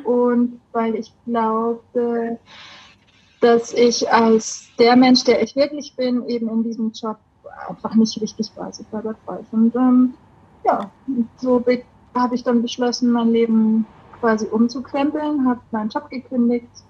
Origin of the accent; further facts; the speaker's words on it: Bavaria, Germany; accent: Bavarian; moved away as an adult; now in Heimsheim, Germany; Wie man vom Dialekt her vielleicht hört, ich komme aus Bayern